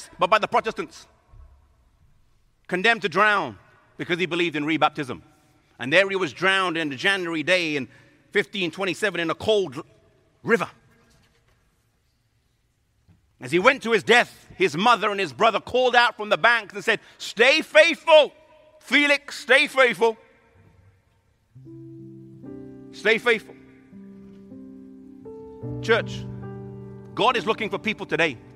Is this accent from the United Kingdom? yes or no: yes; England, United Kingdom; I'm from England